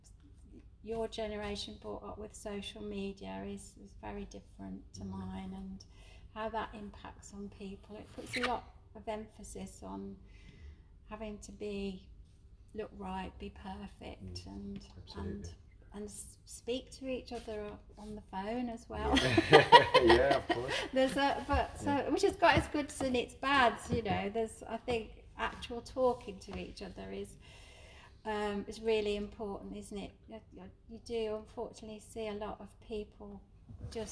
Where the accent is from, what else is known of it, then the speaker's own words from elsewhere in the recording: Birmingham, West Midlands, United Kingdom; where I was brought up in Birmingham, in Saltley, my mum ran a shop in Saltley